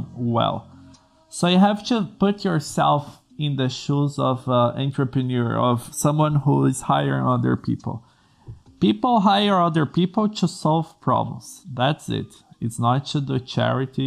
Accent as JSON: {"language": "English", "country": "Brazil", "second_language": "English", "said": "I'm from Brazil, English is not my native language"}